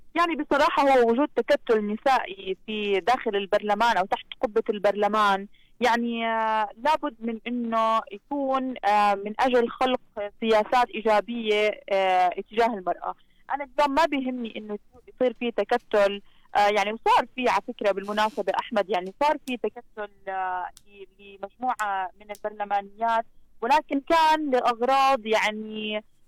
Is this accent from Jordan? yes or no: yes; Jordan; عندنا في الاردن